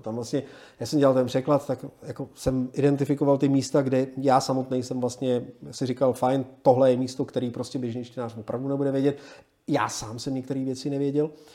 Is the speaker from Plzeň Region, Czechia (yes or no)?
no; Prague, Czechia